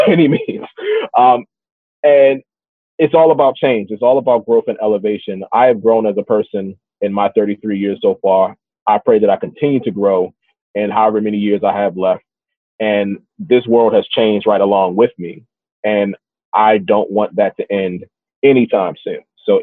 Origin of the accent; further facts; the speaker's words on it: Baltimore, Maryland, United States; So my story began and continues and likely will end in Baltimore. That is my hometown.